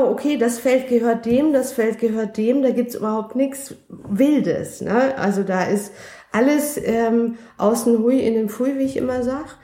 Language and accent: German; Bavaria, Germany; now in Berlin, Germany; Also ich komme ja ursprünglich aus Bayern und ähm, da gibt's die Berge und ähm, ich bin, ich, ich stehe auf Berge.